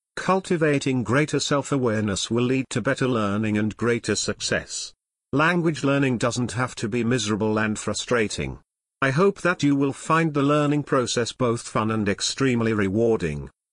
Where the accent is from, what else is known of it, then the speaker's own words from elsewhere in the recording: United States; first language English; I was born and raised in the U S and I consider English to be my mother tongue